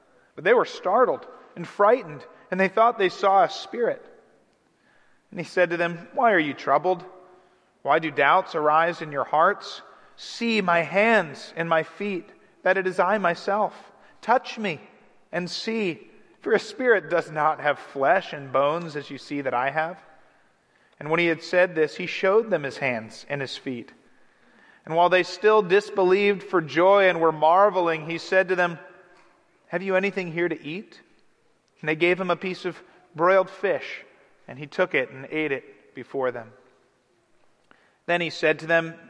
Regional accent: Cleveland, Ohio, United States; growing up in Cleveland, I was watching LeBron James

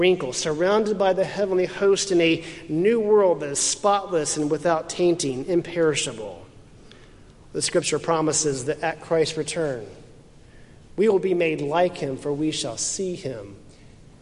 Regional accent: Houston, Texas, United States; moved away; My hometown of Houston

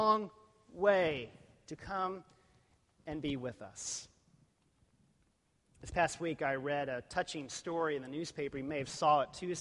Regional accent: Texas, United States; I was from Texas

